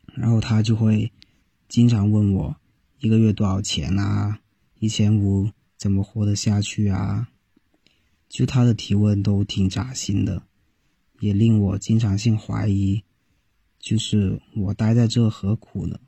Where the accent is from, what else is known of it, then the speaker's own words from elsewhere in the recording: Guangdong, China; moved away as an adult; now in Beijing, China; 我想离开我的家乡去别的地方看看